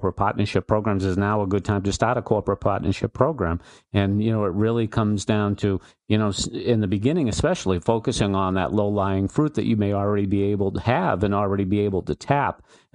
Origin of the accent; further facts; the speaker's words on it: Boston, Massachusetts, United States; my hometown here in Boston